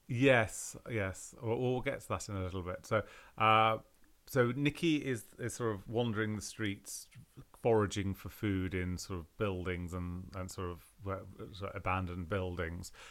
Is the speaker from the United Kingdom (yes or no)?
yes; London, United Kingdom; when I was brought up in London